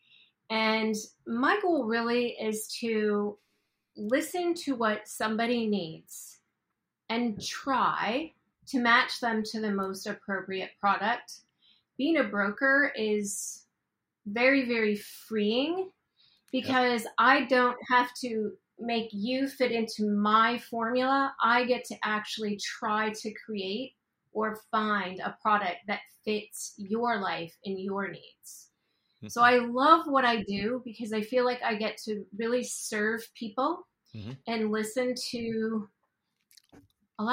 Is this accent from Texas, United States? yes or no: no; Hinsdale, Illinois, United States; moved away as an adult; also born or lived in Iowa; now in Orlando, United States; I grew up in the swimming powerhouse, Hinsdale, Illinois.